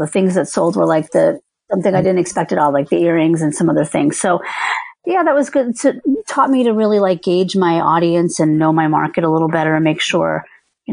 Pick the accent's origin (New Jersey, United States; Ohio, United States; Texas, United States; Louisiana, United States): New Jersey, United States; moved away; I grew up in New Jersey.